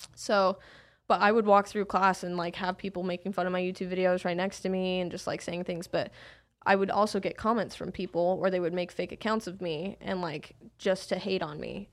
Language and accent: English; Salt Lake City, Utah, United States; I grew up in Salt Lake City, Utah